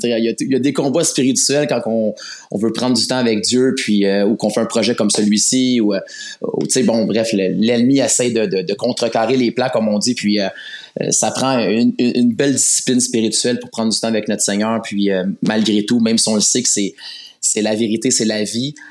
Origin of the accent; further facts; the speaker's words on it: Laval, Quebec, Canada; je suis un gars de la rive nord. Euh, j'ai grandi dans le secteur de Laval